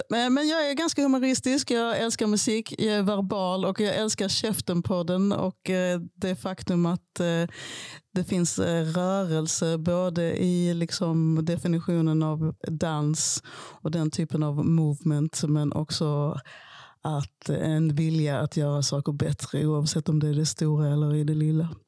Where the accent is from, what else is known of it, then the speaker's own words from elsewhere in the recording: Malmö, Skåne, Sweden; born there; Jag föddes i Malmö som fransk medborgare 1973. Och jag blev så småningom svensk medborgare när min pappa också blev det.